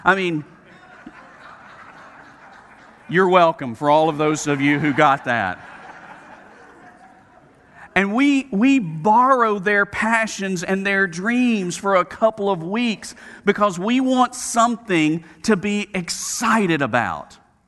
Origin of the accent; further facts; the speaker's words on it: Southeast, United States; And I say we in the South, I grew up in the Southeast where, I mean, we don't have snow.